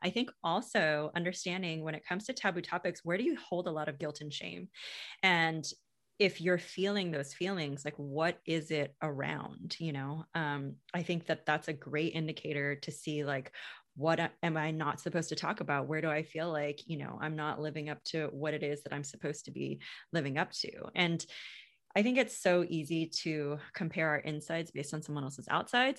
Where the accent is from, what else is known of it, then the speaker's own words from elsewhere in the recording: United States; I grew up in the States